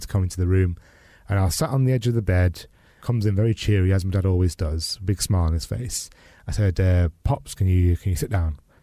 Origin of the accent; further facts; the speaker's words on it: United Kingdom; grew up in the eighties and nineties as a British Pakistani Muslim man who was gay